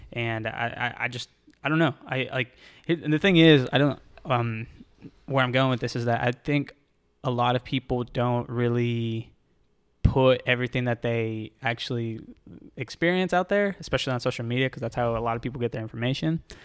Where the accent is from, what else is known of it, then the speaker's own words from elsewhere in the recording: Texas, United States; now in Florida, United States; I'm from Texas